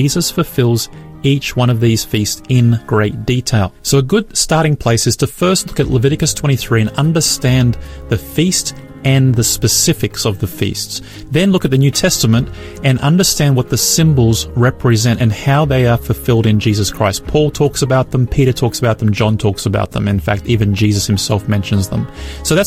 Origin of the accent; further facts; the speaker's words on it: Brisbane, Queensland, Australia; my hometown of Brisbane